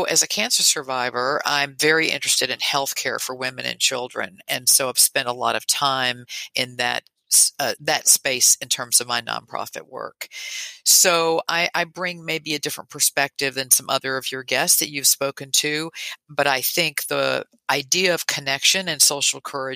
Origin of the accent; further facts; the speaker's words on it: Tennessee, United States; moved away as an adult; also born or lived in Texas; now in New York, United States; I grew up in Tennessee and spent my adult years in Texas, and then 3 years ago moved to New York.